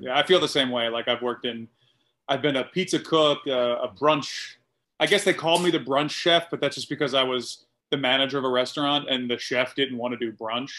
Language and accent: English; Atlanta, Georgia, United States; moved away as an adult; also born or lived in Philadelphia, Pennsylvania; now in New York, United States; I was born in Philly, but I grew up and started comedy in Atlanta